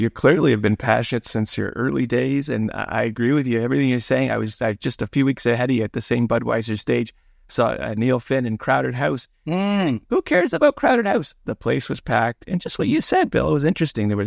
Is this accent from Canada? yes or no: yes; Welland, Ontario, Canada; now in Kingston, Canada; I'm the youngest of six kids. I was born in Welland